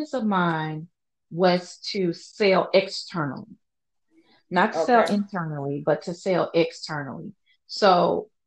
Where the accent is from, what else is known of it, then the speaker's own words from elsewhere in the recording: Louisiana, United States; I am from Louisiana, where we're constantly, as a just normal way of being, you apologize for everything. You're Southern nice